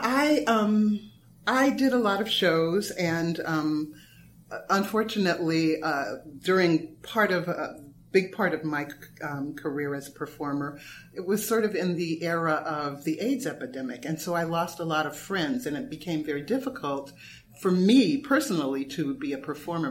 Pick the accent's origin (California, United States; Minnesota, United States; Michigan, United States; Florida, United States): California, United States; Los Angeles; moved away as an adult; also born or lived in New York; I'm from Los Angeles